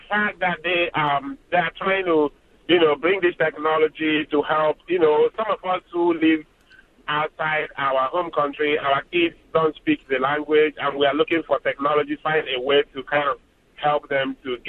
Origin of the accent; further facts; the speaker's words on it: eastern Nigeria, Nigeria; now in New Carrollton, United States; I come from Nigeria, Eastern Nigeria. I'm Igbo.